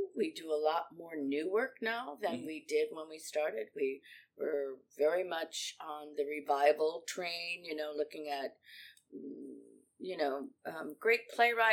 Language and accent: English; La Grange, Illinois, United States; I grew up in LaGrange. I live in LaGrange Park now